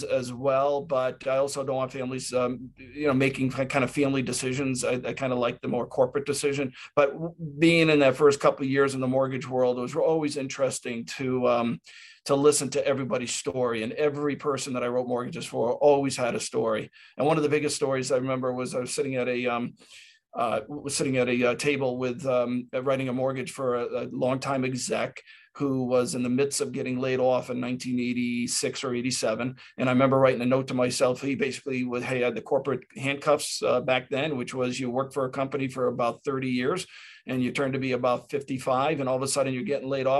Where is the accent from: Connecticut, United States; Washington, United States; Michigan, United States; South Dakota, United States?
Connecticut, United States; Hartford; also born or lived in Springfield, Massachusetts; I'm a native of right where I'm calling from. I'm from Hartford, Connecticut. So I grew up in the suburbs of Hartford, Connecticut